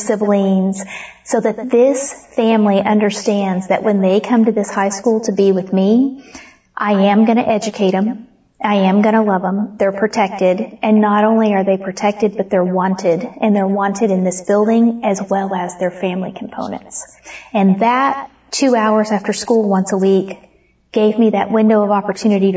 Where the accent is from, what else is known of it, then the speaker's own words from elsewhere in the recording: Comanche County, Oklahoma, United States; moved away as an adult; also born or lived in Stafford County; I was raised in Comanche County, Oklahoma